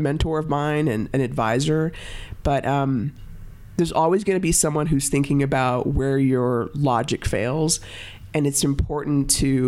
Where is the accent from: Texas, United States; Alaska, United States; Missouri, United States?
Texas, United States; Dallas; now in Boulder, United States; I grew up in Dallas